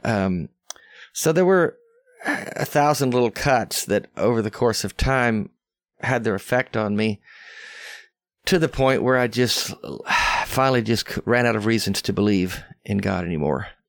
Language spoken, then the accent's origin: English; Arkansas, United States; accent: Southern; moved away; also born or lived in West Texas / Tennessee; I was raised there my whole life as a young, young man. I mean, I went to school there. I only, I only lived in West Texas a couple of years, but the rest of my time was Arkansas and Tennessee, so I've always been in the South, you can tell by my accent